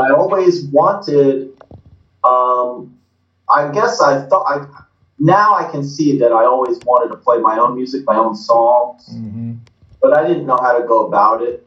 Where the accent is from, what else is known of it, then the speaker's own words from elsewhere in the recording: New Jersey, United States; accent: Jersey; also born or lived in South Philadelphia; now in Philadelphia, United States; I was working hard to keep the Jersey out of my mouth.